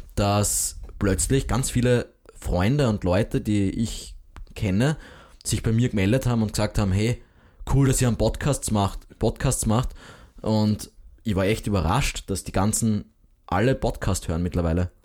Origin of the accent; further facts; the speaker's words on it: Graz, Styria, Austria; als Grazer